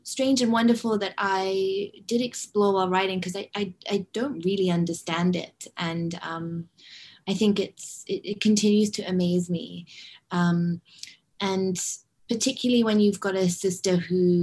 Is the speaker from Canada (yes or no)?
no; Hong Kong; moved away; also born or lived in London; growing up in Hong Kong